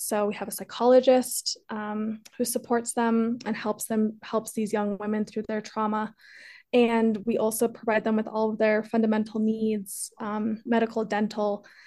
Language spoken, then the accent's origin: English; Colorado, United States; also born or lived in Peru; I was adopted from Peru, uh, raised here in Colorado